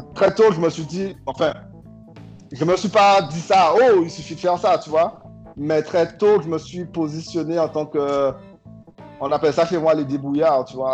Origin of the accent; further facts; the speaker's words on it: Guadeloupe; je viens de la Guadeloupe petite île euh, française dans la Caribéenne